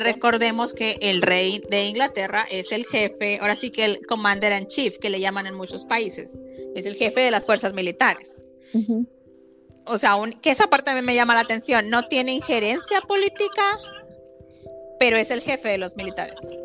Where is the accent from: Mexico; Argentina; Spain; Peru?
Mexico; yo como mexicana